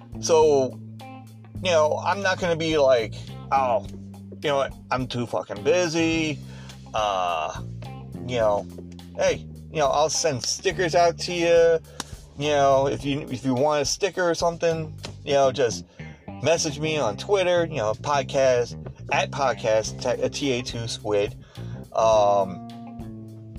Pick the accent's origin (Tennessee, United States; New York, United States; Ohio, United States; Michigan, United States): New York, United States; Lindenhurst; me and my girlfriend are from Long Island, New York